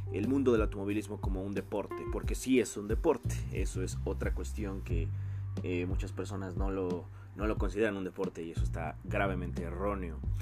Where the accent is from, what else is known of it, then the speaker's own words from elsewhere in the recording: Mexico; yo soy de México